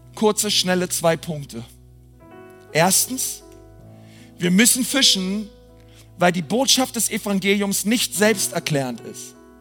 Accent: Berlin, Germany; Ich bin Berliner

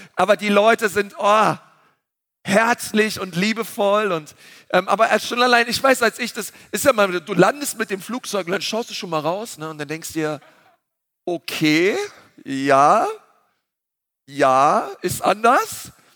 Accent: Berlin, Germany; wir sind Berliner.

